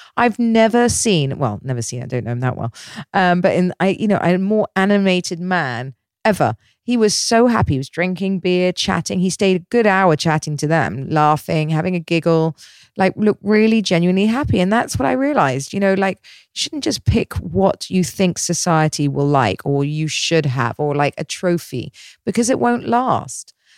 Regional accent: Dorset, South West England, United Kingdom; now in Dubai, United Arab Emirates; I grew up in Dorset in the middle of nowhere.

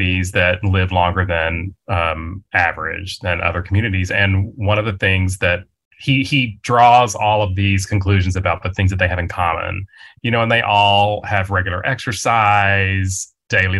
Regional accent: West Texas, United States; I grew up in West Texas

